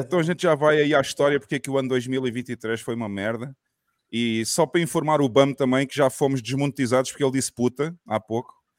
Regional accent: southern Portugal, Portugal; a minha cidade, lá no sul de Portugal.

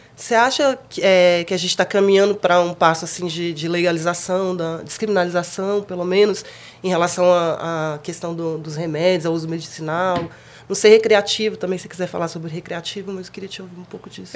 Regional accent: Brasília, Federal District, Brazil; sendo brasiliense

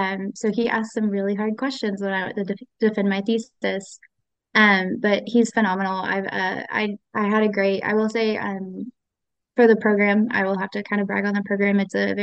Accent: North Carolina, United States; moved away as an adult; also born or lived in Tennessee; now in Whitesburg, United States; I am not from Kentucky. I am originally from North Carolina.

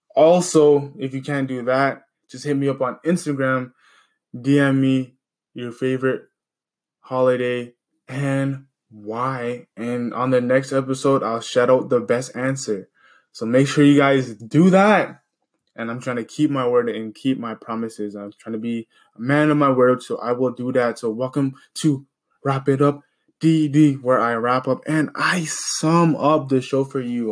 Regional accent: Canada; where I'm from, I'm from Canada

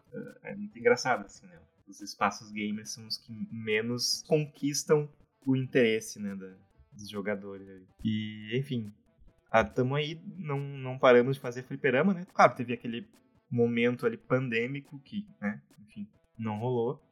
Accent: Porto Alegre, Rio Grande do Sul, Brazil; sou de Porto Alegre, né? Nasci aqui, sempre vivi aqui

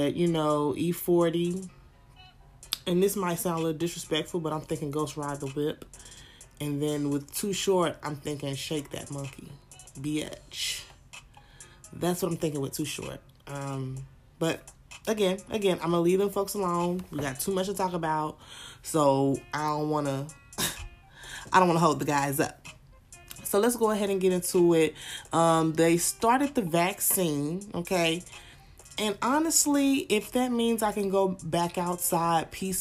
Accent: the South, United States; I'm from the South

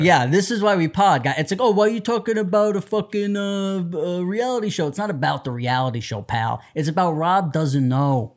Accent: New York City, New York, United States; I grew up in New York City

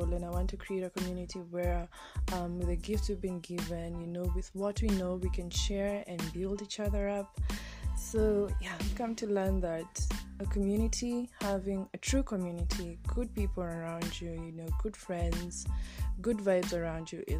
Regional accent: Kenya; Born and raised in Kenya

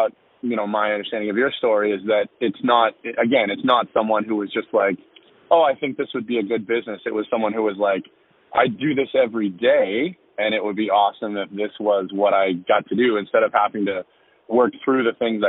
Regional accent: Annapolis Valley, Nova Scotia, Canada; I grew up in the Annapolis Valley

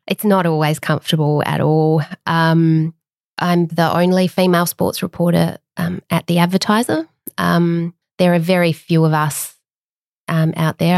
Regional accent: Adelaide, South Australia, Australia; moved away; also born or lived in Canberra; when I was growing up in Adelaide

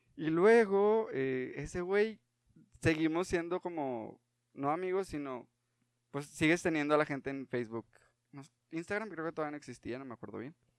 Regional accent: Parras de la Fuente, Coahuila, Mexico; soy de Parras

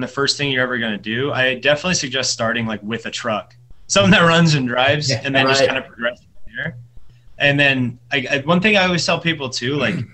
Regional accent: San Diego, California, United States; also born or lived in El Cajon, California; I grew up mainly in Claremont, so like San Diego. Claremont, I went to Claremont High School

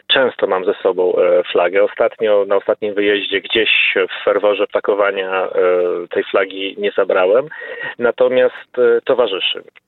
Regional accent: Poland; jako Polak

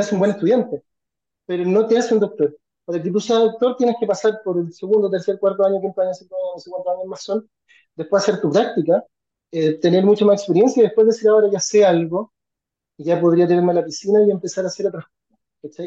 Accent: Chile; como chilenos

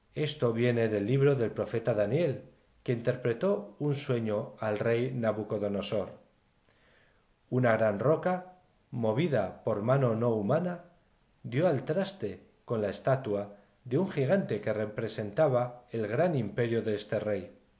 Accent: Navarre, Spain; En mi tierra de Navarra

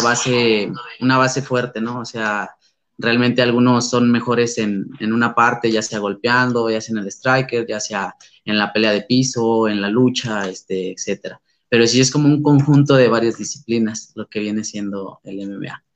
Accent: San Luis Potosí, Mexico; soy originario de San Luis Potosí, la capital

